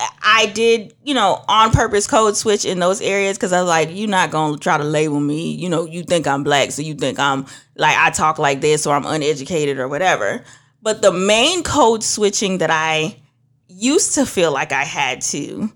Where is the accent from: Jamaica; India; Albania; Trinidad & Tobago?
Trinidad & Tobago; moved away; also born or lived in Georgia, United States; I'm originally from Trinidad. That's going to come out some point. I used to live up north.